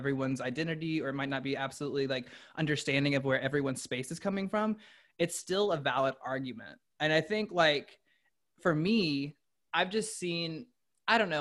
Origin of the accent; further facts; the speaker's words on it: the South, United States; I grew up in the South